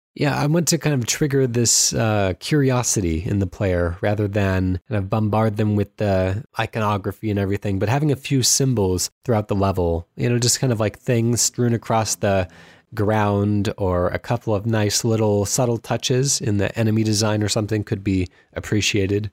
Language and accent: English; Anaheim, California, United States; moved away; I grew up in Anaheim, California